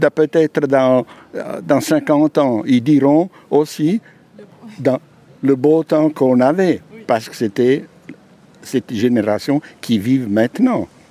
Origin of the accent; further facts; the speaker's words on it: Abruzzo, Italy; French is a second language; moved away as an adult; also born or lived in Switzerland; now in Biel, Switzerland; Donc en Italie, dans, une région qui s'appelle les Abruzzes